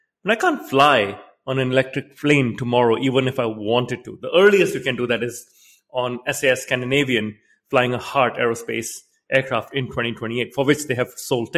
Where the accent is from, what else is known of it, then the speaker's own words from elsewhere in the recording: Singapore; also born or lived in Canada; now in London, United Kingdom; I grew up in Singapore